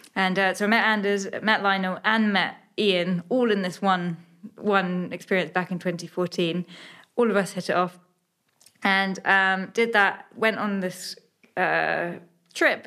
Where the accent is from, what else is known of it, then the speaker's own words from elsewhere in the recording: Suffolk, East of England, United Kingdom; only child growing up in Suffolk